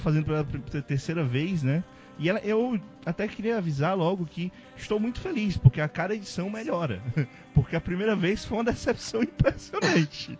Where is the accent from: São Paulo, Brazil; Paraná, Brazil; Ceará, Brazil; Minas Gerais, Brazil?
Ceará, Brazil; sobre ser nordestino, eu sou do Ceará